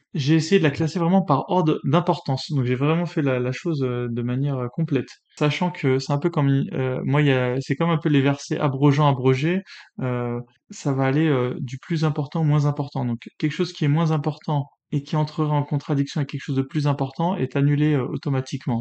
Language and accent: French; France; je suis né en France, patrie des Lumières